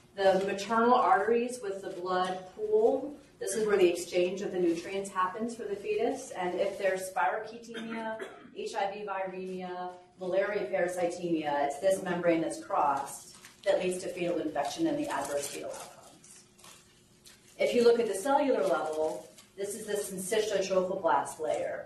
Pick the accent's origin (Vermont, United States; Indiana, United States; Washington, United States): Vermont, United States; Bennington; now in Birmingham, United States; my hometown of Bennington